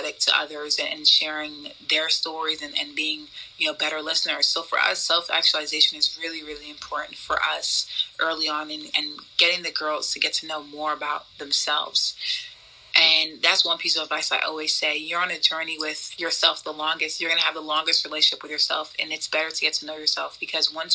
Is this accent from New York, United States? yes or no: yes; New York City, New York, United States; growing up in New York City